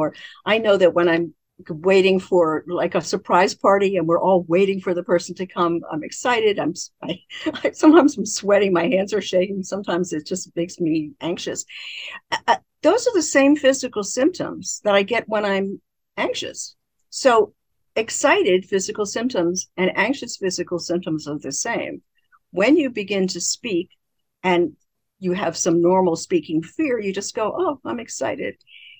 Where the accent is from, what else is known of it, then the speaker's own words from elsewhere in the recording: Baltimore, Maryland, United States; Many people, including me, I grew up in Baltimore, Maryland. In Baltimore, Maryland, we never there's no finishing any word. There's no final consonant any word. And I grew up talking like that.